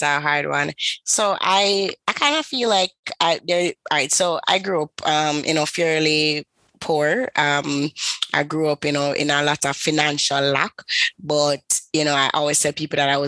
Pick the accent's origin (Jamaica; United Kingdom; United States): Jamaica; Kingston; I am from the beautiful island of Kingston. I'm from Jamaica.